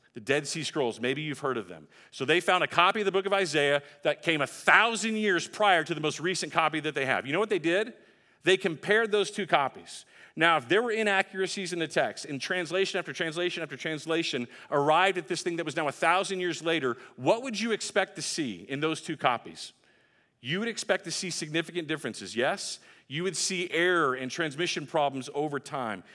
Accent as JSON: {"language": "English", "region": "Texas", "country": "United States", "tie": "born or raised there", "said": "my home state of Texas"}